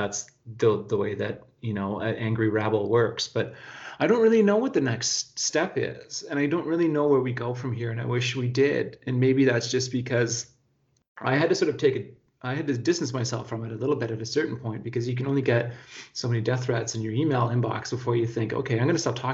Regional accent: Whitehorse, Yukon, Canada; also born or lived in Terrace, British Columbia; I was born in Terrace, but I grew up in Whitehorse.

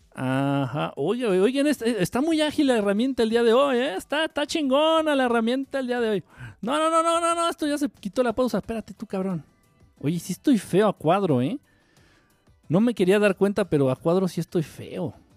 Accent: Mexico; Yo como buen ignorante y como buen mexicano

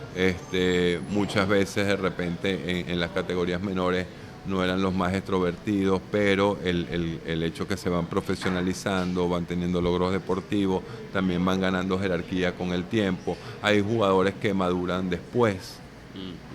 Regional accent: Venezuela

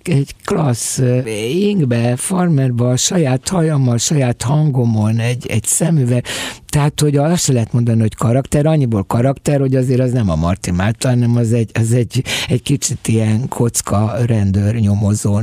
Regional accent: Budapest, Hungary; also born or lived in a Swabian village in Hungary (birthplace); amikor három évesen velem egy szál bőröndel meg egy, egy gyerekágyal elindult, mint a albéletről albélethez zugróba. Amúgy meg hálságyon születtem egy sváb faluba

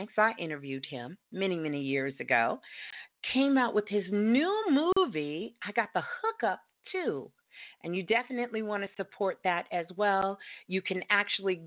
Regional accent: New York, United States; moved away; I'm originally from New York

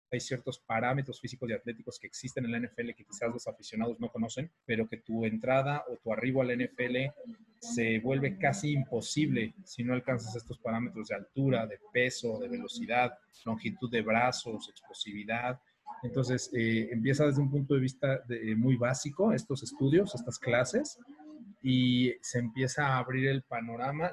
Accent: Mexico; soy el único mexicano que lo ha hecho

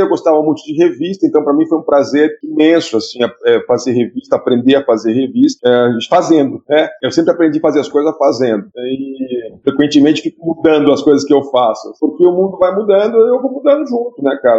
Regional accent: Piracicaba, São Paulo, Brazil; eu cresci lendo a Ilustrada lá em Piracicaba, quando era adolescente.

